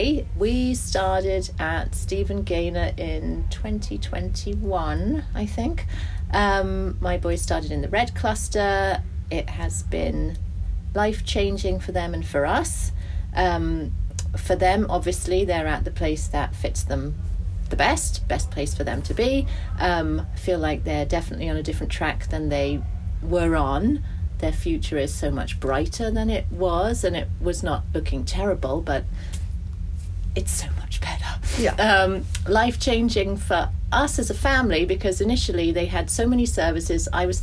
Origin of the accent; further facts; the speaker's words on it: Germany; moved away; I grew up in Germany. There were no, in the 70s, long time ago.